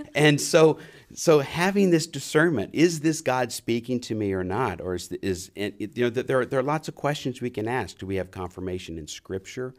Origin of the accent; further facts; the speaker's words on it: New Orleans, Louisiana, United States; I was raised in New Orleans